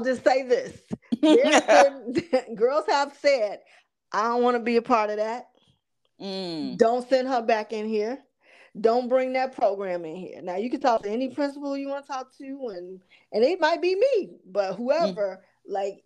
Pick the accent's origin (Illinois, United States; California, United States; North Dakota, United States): Illinois, United States; Chicago; even little ghetto girls like me growing up on the South Side on the low end of Chicago